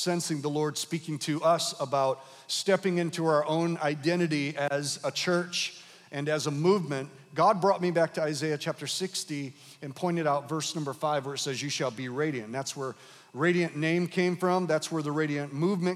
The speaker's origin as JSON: {"language": "English", "town": "Grand Rapids", "region": "Michigan", "country": "United States", "tie": "born or raised there", "also_born_or_lived": "Detroit", "moved": "as an adult", "lives_now": "Kalamazoo, United States", "said": "I was born in Detroit, raised in Grand Rapids, planted in Kalamazoo"}